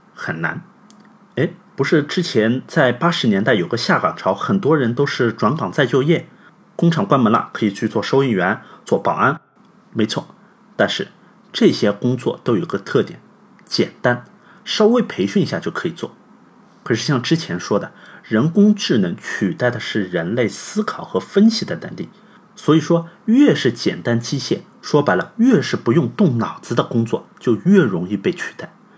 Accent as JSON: {"language": "Chinese", "country": "China", "said": "我们中国人"}